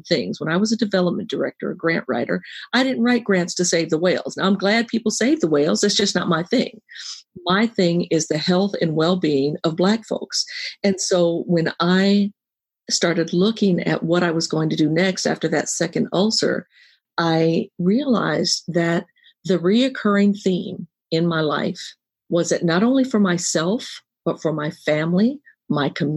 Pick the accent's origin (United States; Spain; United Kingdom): United States; San Francisco, California; I was born and raised in San Francisco